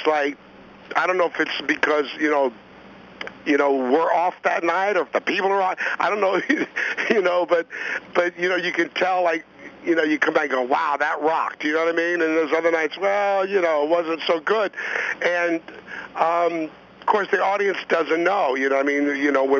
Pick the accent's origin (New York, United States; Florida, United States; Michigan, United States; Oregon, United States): Florida, United States; Miami; I grew up in Miami